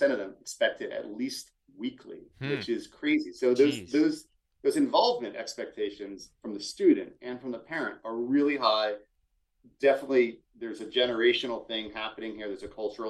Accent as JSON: {"language": "English", "town": "Philadelphia", "region": "Pennsylvania", "country": "United States", "said": "I'm from Philadelphia."}